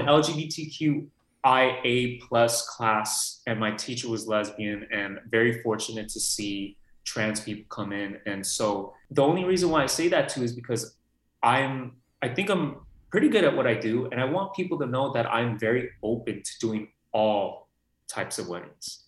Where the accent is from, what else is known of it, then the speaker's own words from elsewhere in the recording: Los Angeles, California, United States; I'm born and raised here. So I see all these actors coming into Burbank, North Hollywood area